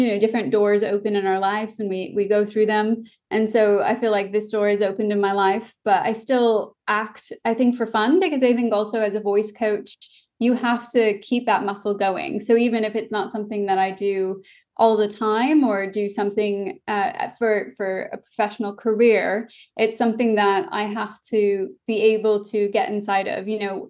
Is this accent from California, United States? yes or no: yes; Orange, California, United States; accent: general American; moved away as an adult; also born or lived in San Diego / New York; now in United Kingdom; I grew up basically in Old Town Orange, so 10 minutes from Anaheim. And I was, born and raised there. I went to college in San Diego. So I spent, my whole life basically in Southern California. And then I moved to New York for 3 years.